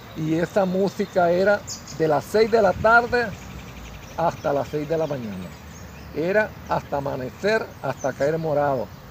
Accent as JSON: {"language": "Spanish", "town": "Jocote Dulce", "country": "Nicaragua", "tie": "born or raised there", "said": "comunicarme con mi pueblo"}